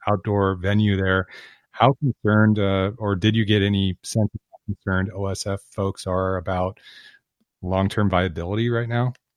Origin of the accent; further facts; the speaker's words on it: Southern Oregon, United States; I grew up in Southern Oregon